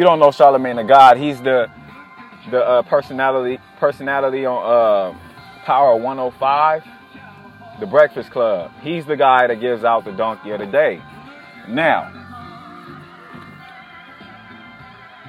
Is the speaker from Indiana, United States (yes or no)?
no; California, United States; now in Durham, United States; I'm from California